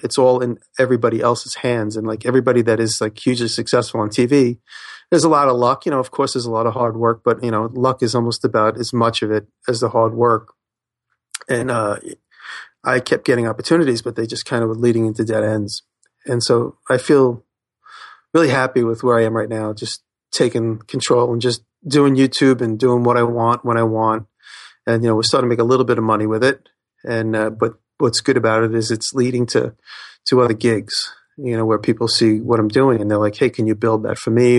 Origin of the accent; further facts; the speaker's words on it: Woodmere, New York, United States; also born or lived in Queens; I grew up in Long Island, a small town called Woodmere